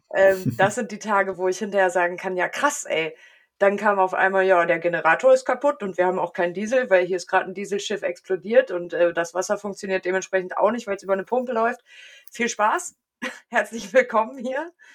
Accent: near Wolfsburg, Lower Saxony, Germany; ich komme aus der Nähe von Wolfsburg

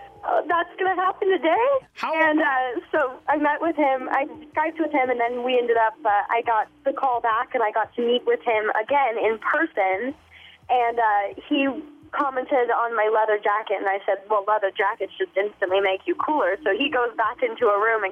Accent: San Antonio, Texas, United States; moved away; I'm actually from Texas. I'm from San Antonio. And it's great to get to go back home.

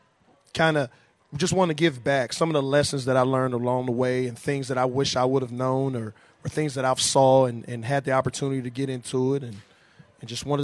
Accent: Beaumont, Texas, United States; moved away as an adult; also born or lived in Germany; now in Las Vegas, United States; growing up playing in Texas, I'm from Beaumont, Texas, outside of Houston.

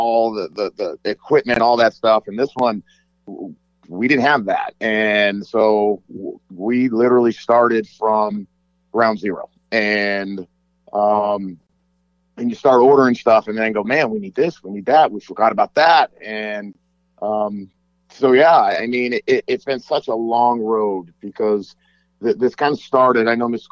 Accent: Las Vegas, Nevada, United States; I grew up here in Las Vegas

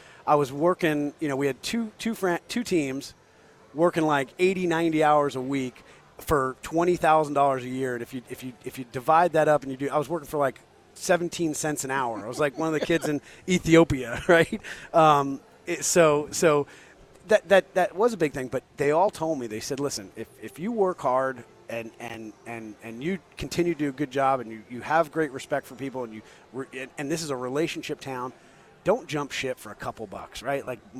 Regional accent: small town New Jersey, United States; also born or lived in New York; I was not that good, but I was good in small town New Jersey.

